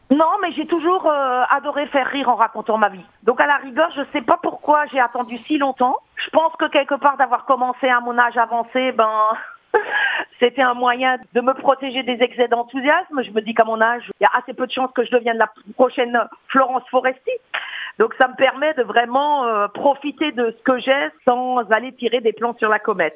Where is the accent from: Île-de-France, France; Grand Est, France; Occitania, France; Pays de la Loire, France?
Grand Est, France; Alsace; accent: Alsatian; moved away as an adult; now in Paris, France; je suis une alsacienne expatriée mais euh, facilement reconnaissable parce que malgré mes 35 ans à vivre à Paris, je n'ai pas perdu mon accent.